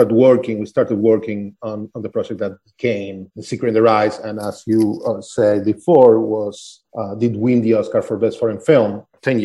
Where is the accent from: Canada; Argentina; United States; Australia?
Argentina; Buenos Aires; I grew up in Buenos Aires, Argentina.